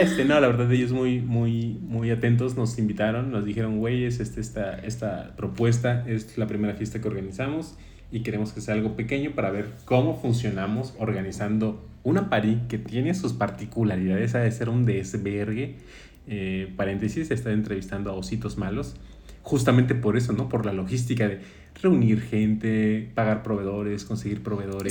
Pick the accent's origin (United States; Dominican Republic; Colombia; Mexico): Mexico; Jarocho, Veracruz; aun cuando somos paisanos jarochos